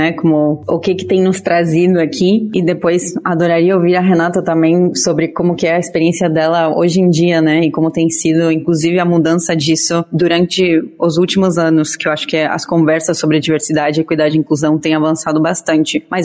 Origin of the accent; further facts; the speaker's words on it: Argentina; now in Brazil; eu sou argentina, então acho que eu tenho um pouquinho menos de, desse otimismo brasileiro super gostoso gostoso, que eu adoro, porque eu moro no Brasil e, e o Brasil é meu lar escolhido.